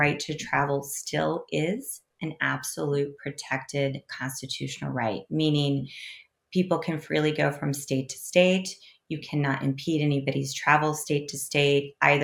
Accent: Kansas, United States; in my home state, the fine citizens of Kansas

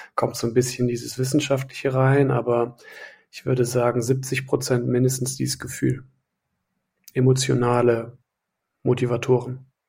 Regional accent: Wiehl / Nümbrecht, North Rhine-Westphalia, Germany; meine Heimat. Wiel Nümbrecht

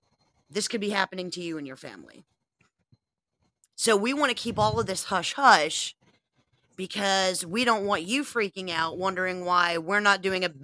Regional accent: United States; I'm an American.

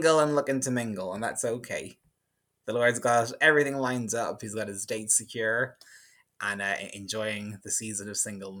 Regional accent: Ardee, County Louth, Ireland; I am from a small town called RD in County Louth, which is the smallest county in the Republic of Ireland

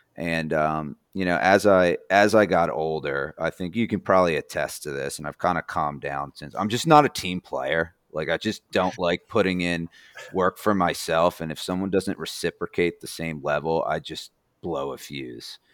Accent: New Jersey, United States; now in Indiana, United States; I'm not from here. I'm from New Jersey

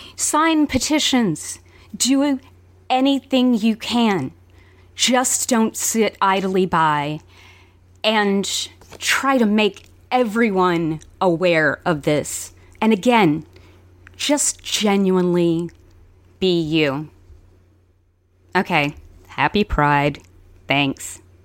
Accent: Alabama, United States; I grew up mostly in Alabama

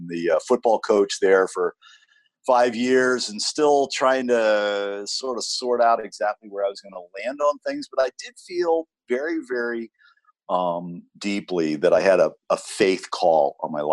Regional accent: California, United States; moved away as an adult; now in Iowa, United States; I live in Iowa, but I'm from California

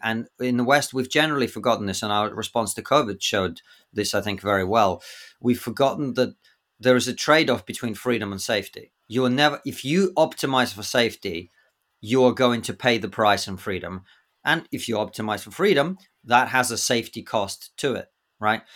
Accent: Russia; now in United Kingdom; I'm from Russia

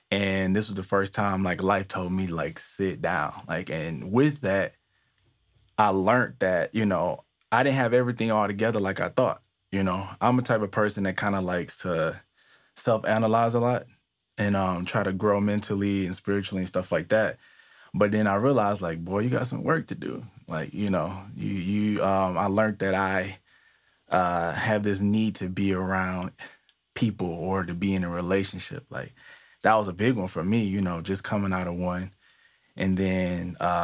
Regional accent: Detroit, Michigan, United States; moved away as an adult; now in East Coast, United States; I am originally from Detroit, but I recently moved maybe about 2 years ago, 2.5 years ago to the East Coast

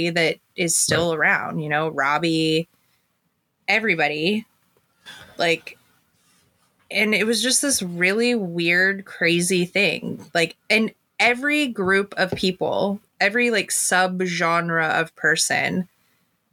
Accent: San Diego, California, United States; growing up in San Diego was fucking weird

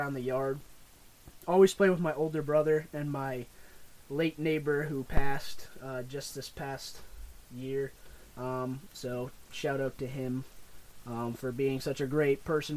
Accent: Boston, New England area, United States; we're from Maine and Mass, like the Boston, New England area

